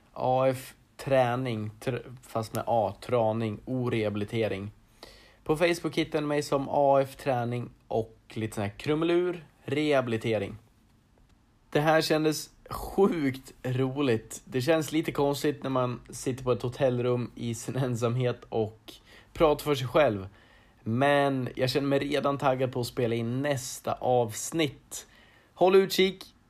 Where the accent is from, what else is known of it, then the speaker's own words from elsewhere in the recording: Arboga, Västmanland, Sweden; född och uppvuxen i Arboga där jag även idag bor